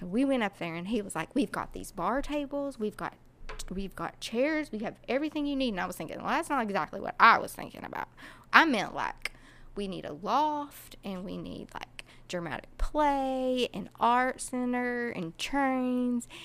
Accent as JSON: {"language": "English", "town": "Kingsport", "region": "Tennessee", "country": "United States", "said": "I am originally from Kingsport, Tennessee"}